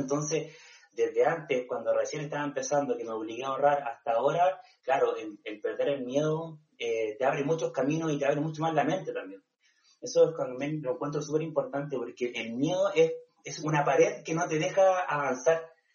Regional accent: Chile; yo soy del Tao, de la playa, entonces eh, vivía en una comunidad donde llegaba gente solamente en el verano

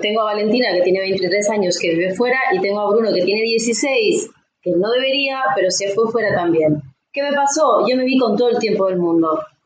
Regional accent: Uruguay; now in Tarragona, Spain; yo actualmente vivo en Tarragona, en España, eh, pero somos del Uruguay

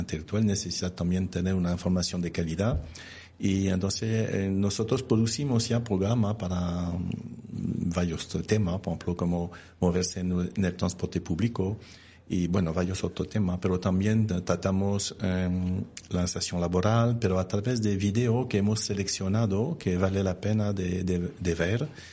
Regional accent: France; accent: French; Spanish is a second language; now in Spain; como soy francés

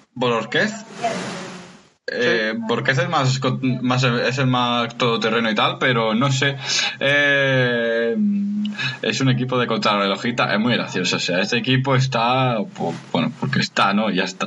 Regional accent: Granada area, Andalusia, Spain; por la carretera de la sierra, la, la antigua, que pasa por mi pueblo

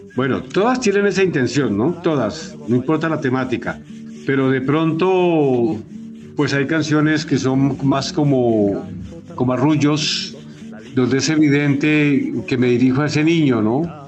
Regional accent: Patía Valley, Cauca, Colombia; moved away; mi gente allá en, mi pueblo, en el Valle del Patía

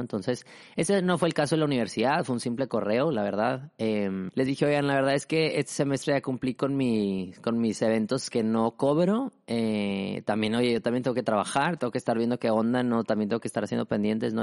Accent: Mexico; yo soy mexicano

